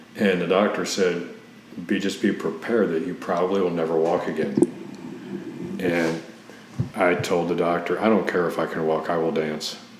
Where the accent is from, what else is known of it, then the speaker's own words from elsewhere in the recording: Cincinnati, Ohio, United States; moved away as an adult; now in Tampa, United States; originally, I'm from Cincinnati, Ohio